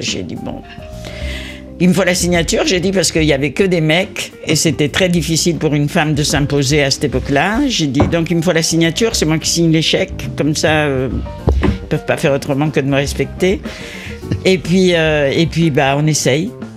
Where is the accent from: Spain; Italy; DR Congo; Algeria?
Spain; now in Paris, France; je suis espagnol, espagnole, j'ai vécu dans la musique sud-américaine euh, euh, et, toute mon enfance